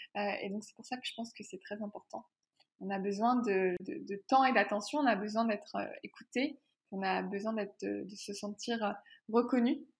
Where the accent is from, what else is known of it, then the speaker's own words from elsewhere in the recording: France; moved away as an adult; now in Quebec, Canada; je vis au Québec, mais je suis française